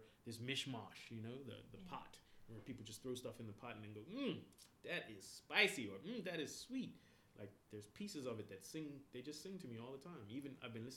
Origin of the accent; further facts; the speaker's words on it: Bermuda; moved away as an adult; now in Canada; I'm from Bermuda